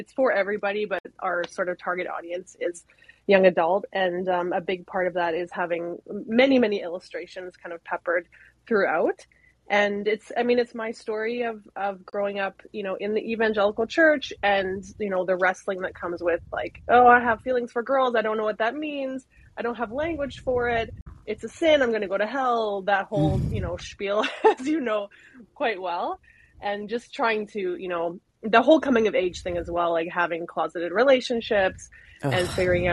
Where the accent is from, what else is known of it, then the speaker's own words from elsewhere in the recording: Canada; I'm fully Canadian, 100%